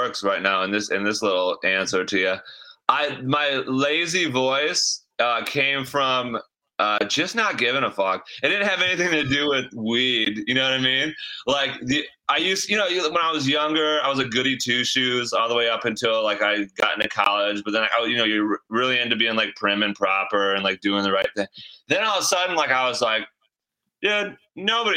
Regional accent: Michigan, United States; I was born in Michigan and have lived here my whole life

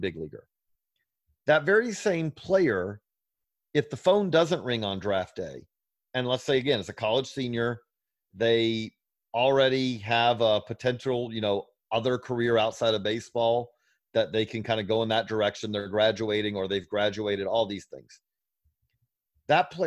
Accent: Georgia, United States; I'm from Georgia

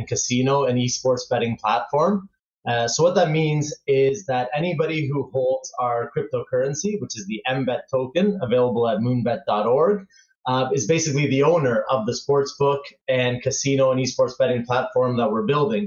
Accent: Toronto, Ontario, Canada; moved away as an adult; now in Barcelona, Spain; I grew up in Canada and from Toronto, so I spend almost 30 years there.

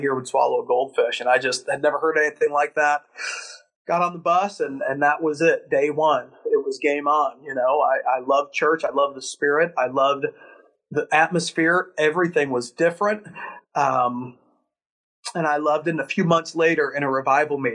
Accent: Chicago, Illinois, United States; Born and raised in Chicago

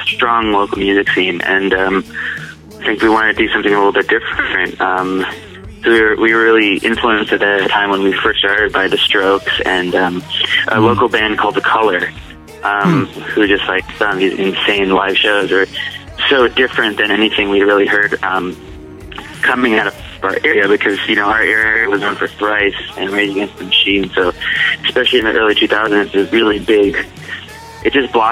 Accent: Irvine, California, United States; also born or lived in Michigan; we got together in Southern California, in Irvine. But we've kind of had stories from all over the place. You know, I was born in Michigan

